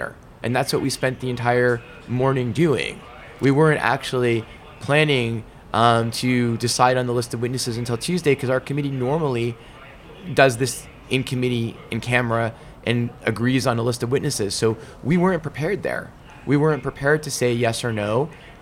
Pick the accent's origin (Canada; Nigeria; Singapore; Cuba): Canada; as a Canadian and a Liberal